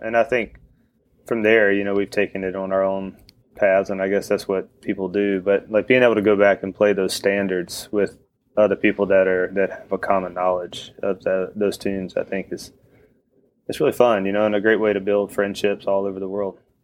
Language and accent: English; northeast of Chapel Hill, near the Virginia line, North Carolina, United States; now in Chapel Hill, United States; I grew up like an hour and a half northeast of Chapel Hill, where I live now. So right on the Virginia line